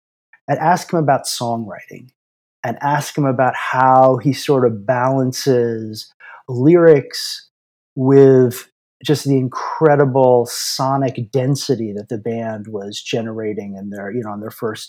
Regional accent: Aruba; I grew up in Aruba, which was part of the Netherlands Antilles at the time. And so like the music we would hear was very European.

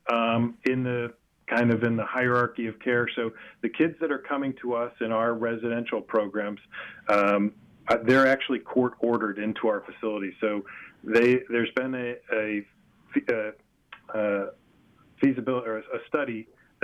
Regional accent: Boca Raton, Florida, United States; I grew up down here in Boca Raton

